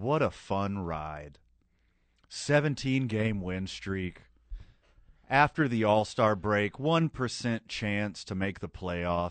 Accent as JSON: {"language": "English", "area": "right outside of Houston", "region": "Texas", "country": "United States", "tie": "born or raised there", "moved": "yes", "lives_now": "New Mexico, United States", "said": "I was born and raised right outside of Houston, Texas"}